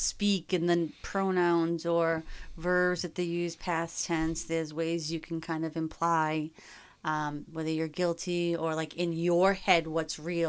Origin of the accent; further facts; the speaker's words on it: Boston, Massachusetts, United States; We're from Boston. It's creek.